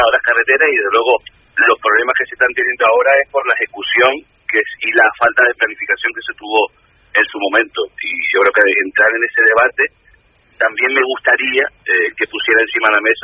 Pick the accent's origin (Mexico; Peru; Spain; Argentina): Spain; Canary Islands; también nosotros como, canarios